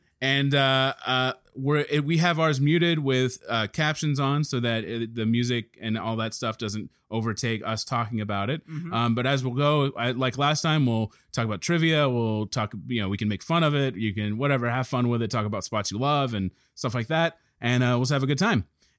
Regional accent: Ireland; Because I'm Irish and I don't think he would kill me.

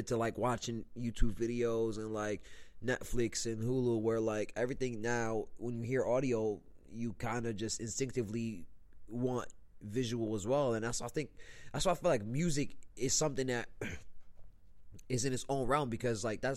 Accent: Lebanon; moved away; I come from Lebanon, right? My parents are both Lebanese. I lived in Lebanon for about, like, 6 years

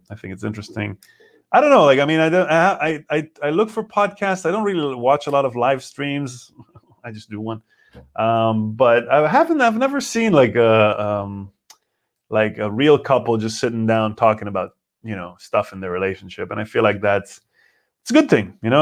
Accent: Israel; English is a second language; now in Berlin, Germany; I know Hebrew pretty good. I know English, as you know. It's not my native language

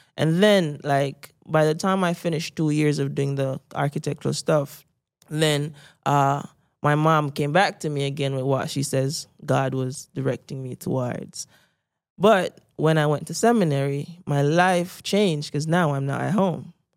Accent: Saint Mary, Jamaica; I grew up in Saint Mary, because I was a middle-class Jamaican

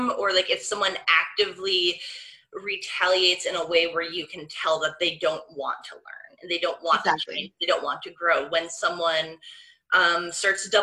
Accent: Welland, Ontario, Canada; moved away as an adult; also born or lived in Toronto / Hamilton; now in Oakville, Canada; I'm from Welland

